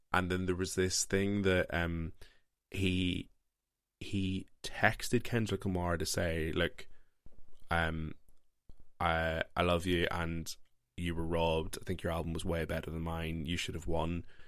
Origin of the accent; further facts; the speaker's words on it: Northern Ireland, United Kingdom; I grew up in Northern Ireland, very Christian household